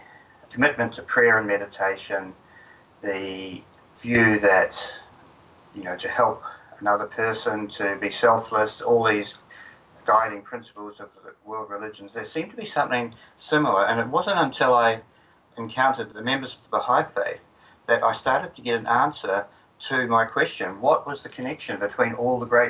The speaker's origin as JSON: {"language": "English", "country": "New Zealand", "tie": "born or raised there", "said": "I grew up in New Zealand"}